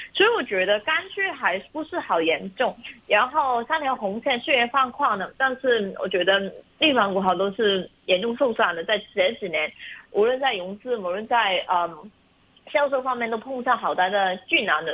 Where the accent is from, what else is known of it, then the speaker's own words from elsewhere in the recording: China; 我们中国人